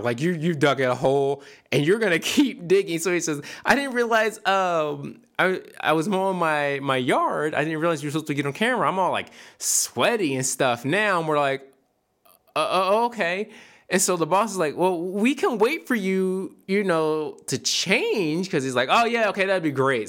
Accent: Philadelphia, Pennsylvania, United States; moved away; I grew up in the fifth large, the, at the time, the fifth largest city in America.

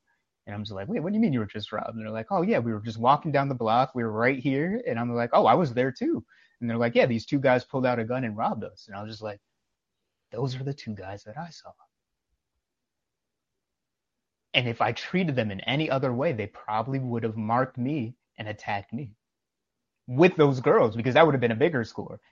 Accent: New York, United States; I'm from New York

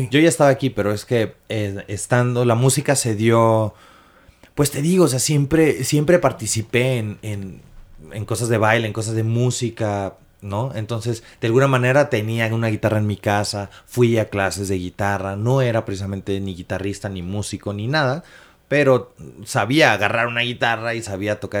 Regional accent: Acapulco, Guerrero, Mexico; now in Mexico City, Mexico; es que somos de este Acapulco, somos de Acapulco, somos de Acapulco.

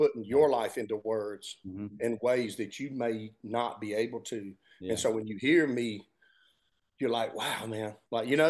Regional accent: Georgia, United States; growing up in Georgia

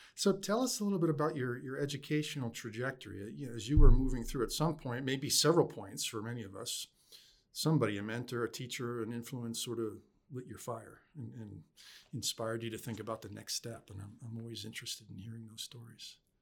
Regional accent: upstate New York, United States; that's home for me

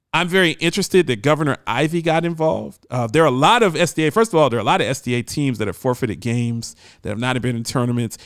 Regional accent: Ohio, United States; I'm from Ohio

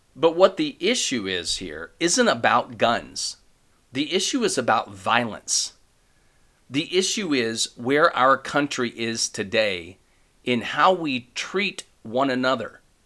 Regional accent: Ohio, United States; I'm from Ohio.

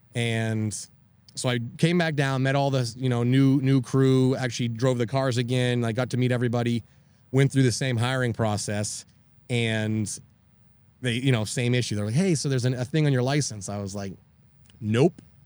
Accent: Maine, United States; now in Tampa, United States; I grew up in Maine on a hundred acres, out in the woods

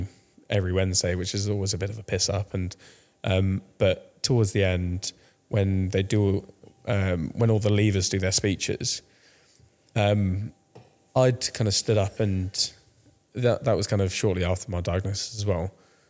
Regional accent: France; now in United Kingdom; Yeah, so I started playing when I was grew up in France, but then moved back to the UK, 2005.

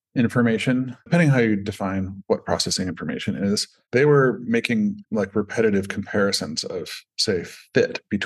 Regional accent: Pacific Northwest, United States; like I grew up in the Pacific Northwest rainforests

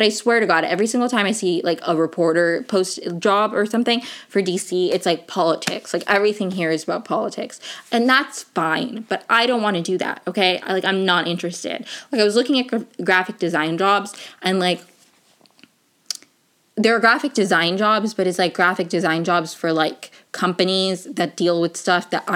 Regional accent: Venezuela; moved away; I am in fact from Venezuela

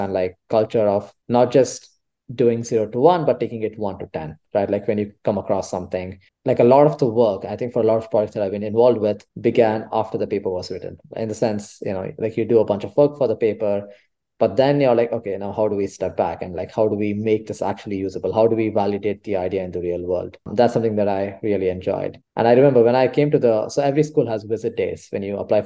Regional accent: Bangalore, Karnataka, India; moved away as an adult; now in Berkeley, United States; I come from Bangalore in India, which is quite hot, very sunny

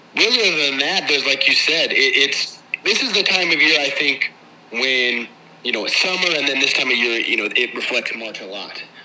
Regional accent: United States; as an American

